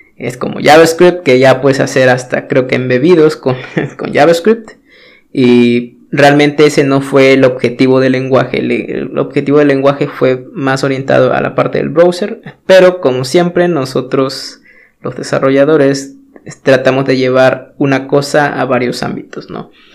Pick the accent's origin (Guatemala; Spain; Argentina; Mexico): Mexico; yo soy de México